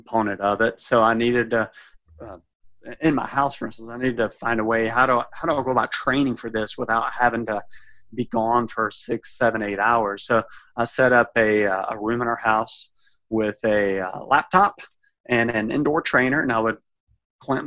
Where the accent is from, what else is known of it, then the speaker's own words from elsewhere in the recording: Alabama, United States; moved away; my home state, Alabama